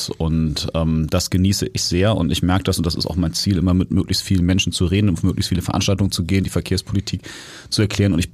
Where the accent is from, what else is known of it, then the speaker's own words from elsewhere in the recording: Hamburg, Germany; born there; Der Grund ist, ich bin Hamburger, ja, und zwar von Geburt